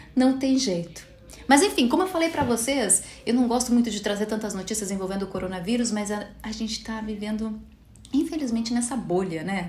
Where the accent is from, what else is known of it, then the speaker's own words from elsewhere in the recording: Brazil; somos brasileiros